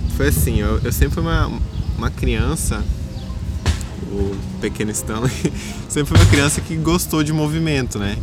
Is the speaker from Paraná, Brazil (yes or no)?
yes; Foz do Iguaçu, Paraná, Brazil; now in Blumenau, Brazil; é onde eu morava, em Foz do Iguaçu